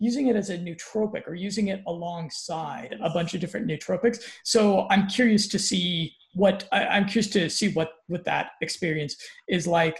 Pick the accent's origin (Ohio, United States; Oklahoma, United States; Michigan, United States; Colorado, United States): Colorado, United States; I'm from Colorado